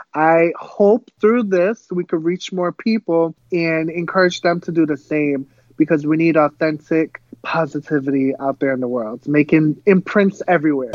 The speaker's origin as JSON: {"language": "English", "town": "Pawtucket", "region": "Rhode Island", "country": "United States", "tie": "born or raised there", "first_language": "Cape Verdean Creole", "second_language": "English", "said": "I was actually born in Rhode Island, um, which is up north. It's a very, very small place. I was born in Pawtucket."}